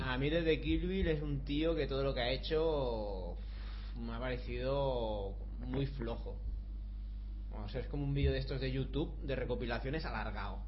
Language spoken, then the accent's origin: Spanish; Barcelona, Catalonia, Spain; yo es que soy de Barcelona